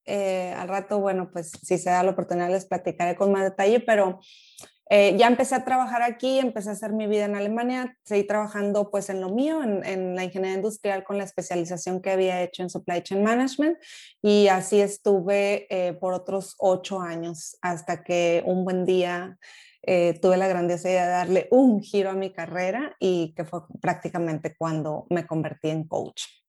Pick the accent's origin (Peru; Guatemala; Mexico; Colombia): Mexico; Monterrey, Nuevo León; moved away as an adult; also born or lived in England; now in Germany; Allá crecí en Monterrey, toda mi vida estuve por ahí